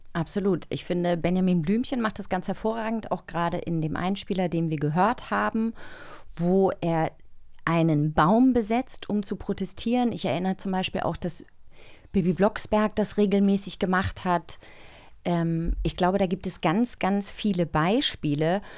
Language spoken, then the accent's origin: German; Rügen, Mecklenburg-Vorpommern, Germany; ich bin auf Rügen aufgewachsen im Osten